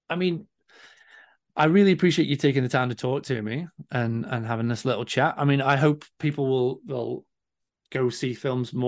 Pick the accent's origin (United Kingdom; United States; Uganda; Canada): United Kingdom; Stoke-on-Trent, West Midlands; my hometown